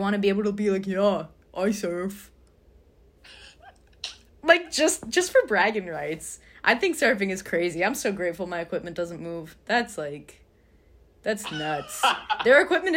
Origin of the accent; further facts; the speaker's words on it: United States; as an American